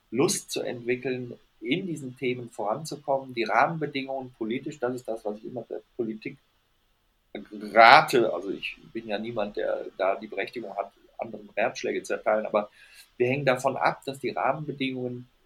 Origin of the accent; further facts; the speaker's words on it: Rhineland, Germany; weil ich bin Rheinländer und wir Rheinländer sind optimistisch.